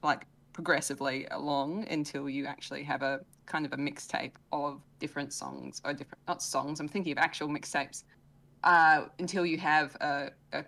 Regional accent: Australia; I am Australian

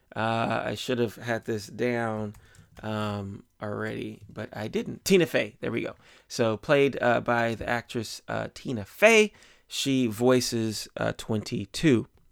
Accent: United States; I grew up in America

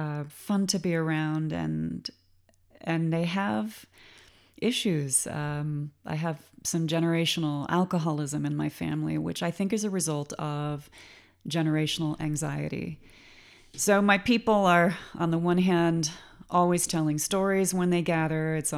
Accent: Claremont, California, United States; Well, I am a California girl. I grew up in Claremont, California.

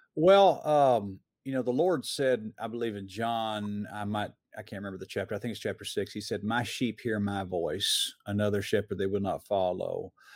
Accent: Atlanta, Georgia, United States; I grew up in Metro Atlanta.

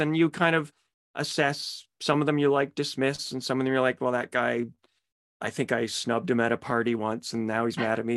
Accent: Petawawa, Ontario, Canada; also born or lived in Pembroke; I'm from Petawawa. Uh, but I went to high school in, in Pembroke

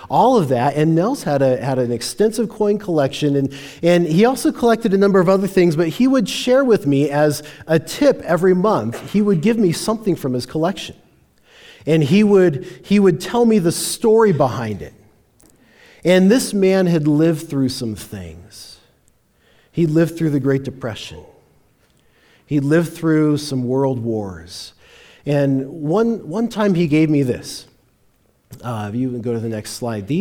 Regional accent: Longmont, Colorado, United States; I grew up in Longmont.

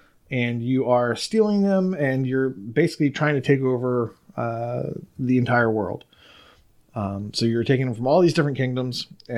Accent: Maryland, United States; I am from Maryland.

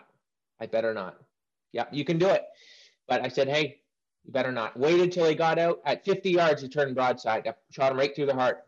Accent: Pennsylvania, United States; Pennsylvania. I'll go right to the start.

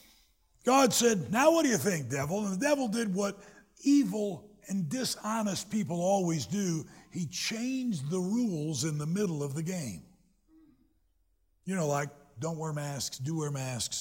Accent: Greenville, South Carolina, United States; moved away as an adult; now in Michigan, United States; I was born in South Carolina, graduated from college and high school in South Carolina

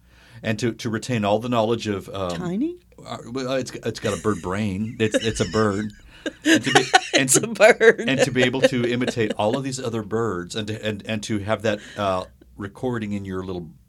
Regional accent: New Mexico, United States; I'm from New Mexico.

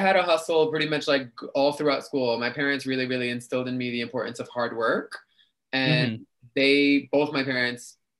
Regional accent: New York City, New York, United States; also born or lived in Queens, New York City; Was born in Queens, but grew up in the Bronx

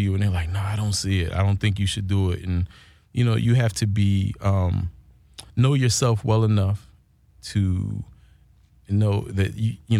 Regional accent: Philadelphia, Pennsylvania, United States; moved away as an adult; now in Los Angeles, United States; Philly born and raised

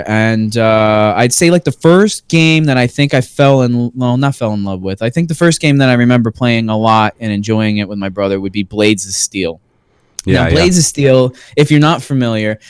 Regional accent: Space Coast, Florida, United States; We're from the Space Coast. Yeah, we're from the Space Coast.

